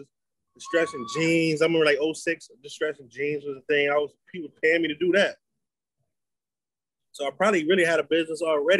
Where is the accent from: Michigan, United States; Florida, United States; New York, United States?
New York, United States; Buffalo; Yeah, we're from Buffalo.